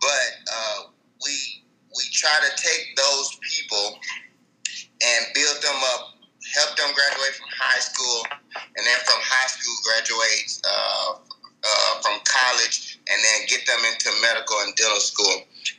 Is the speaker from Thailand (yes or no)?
no; Nigeria; You know, I'm a Nigerian, but I'm also an African-American.